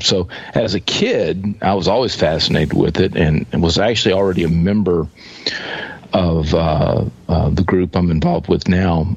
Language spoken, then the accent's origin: English; East Texas, United States; I grew up in East Texas